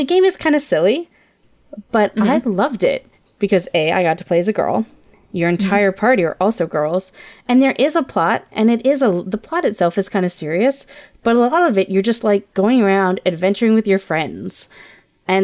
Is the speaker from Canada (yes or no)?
yes; Ontario, Canada; now in British Columbia, Canada; I grew up in Ontario.